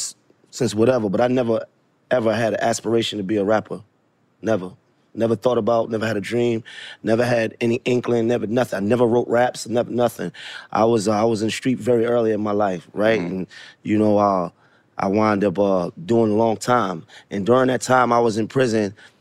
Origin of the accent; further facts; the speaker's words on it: Brooklyn, New York, United States; I'm a Knicks fan, and Nets fans. I'm from Brooklyn.